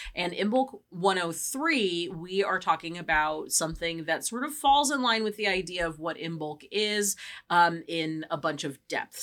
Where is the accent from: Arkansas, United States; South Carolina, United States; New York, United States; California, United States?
California, United States; we are from the West Coast. We are from California